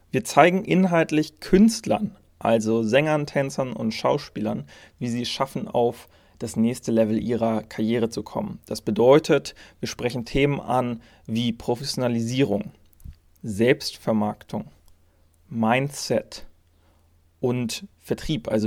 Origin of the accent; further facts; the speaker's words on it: Germany; aber natürlich auch in Deutschland, meinem Heimatland